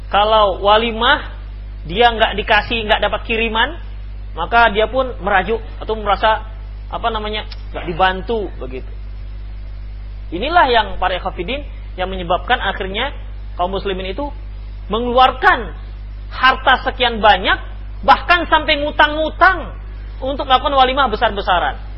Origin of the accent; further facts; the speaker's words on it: Padang, West Sumatra, Indonesia; ini salah kalau kami orang Padang habis barale habis pesta bayuang baru untuang